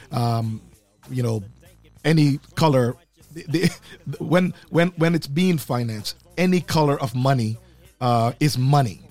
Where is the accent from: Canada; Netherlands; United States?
Canada; as a Canadian